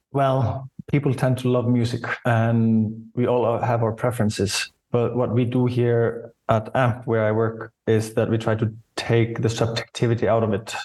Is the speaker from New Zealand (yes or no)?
no; Iceland; So I grew up in Iceland, and the first Icelandic rap I was exposed to was actually from a commercial.